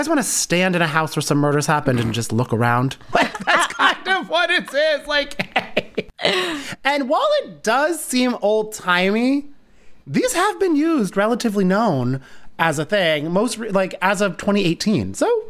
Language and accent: English; New Jersey, United States; It's funny because there's Union County College in my town, in my hometown.